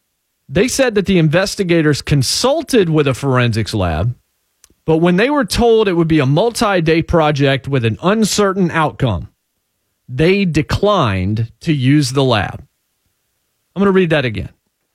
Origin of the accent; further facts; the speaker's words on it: Martinsville, Virginia, United States; born there; now in Nashville, United States; considering I was born in Martinsville, Virginia, you know, that's been some part of my life, to be sure.